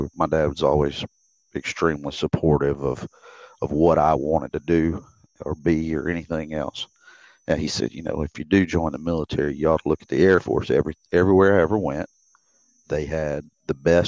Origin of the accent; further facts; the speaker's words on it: Grenada, Mississippi, United States; moved away as an adult; also born or lived in Greenwood, Mississippi / Hawaii / Kansas; 5 years old, they moved over to the hills to Grenada